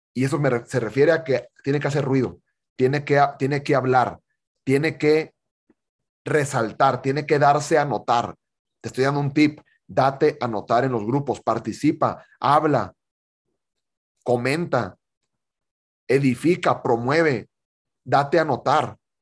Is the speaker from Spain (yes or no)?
no; Monterrey, Nuevo León, Mexico; Yo soy de Monterrey